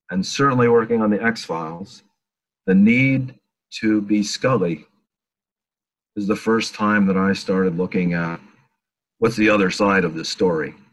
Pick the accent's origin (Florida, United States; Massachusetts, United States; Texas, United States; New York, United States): New York, United States; Manlius; I grew up in Syracuse, New York, which is upstate New York. I, I grew up in Manlius. Oh, okay. Well, I was there till I was 15.